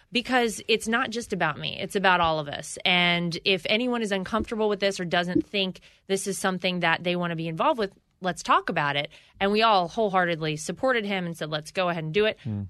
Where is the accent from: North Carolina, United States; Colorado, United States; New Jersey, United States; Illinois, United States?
North Carolina, United States; Wilmington; moved away; I come from North Carolina. I grew up in a middle class household.